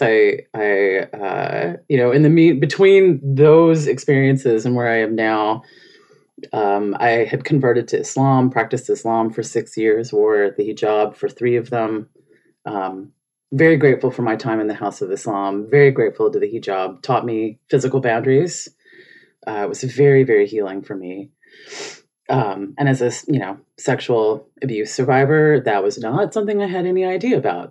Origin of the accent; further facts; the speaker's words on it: Memphis, Tennessee, United States; moved away; also born or lived in Phoenix, Arizona / Netherlands; I'm from Memphis, Tennessee